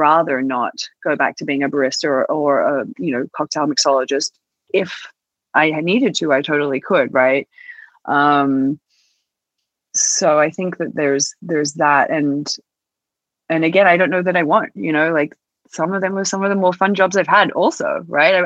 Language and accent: English; Australia; moved away as an adult; also born or lived in New York; I think a lot of people in Australia swear, or at least did where I was from